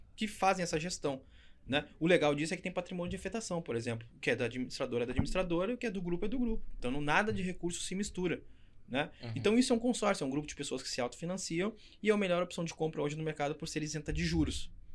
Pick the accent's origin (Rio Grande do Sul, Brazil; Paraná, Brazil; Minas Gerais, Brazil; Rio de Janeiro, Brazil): Rio Grande do Sul, Brazil; São Leopoldo; accent: gaúcho; sou gaúcho do Sul, sou de São Leopoldo, Rio Grande do Sul